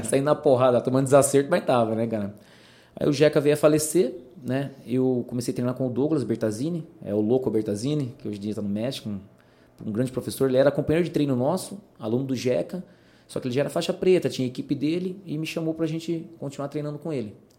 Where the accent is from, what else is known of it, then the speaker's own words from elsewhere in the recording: Salto, São Paulo, Brazil; also born or lived in Paraná; eu vim pequeno, pequeno para Salto, né? É, me estabeleci aqui.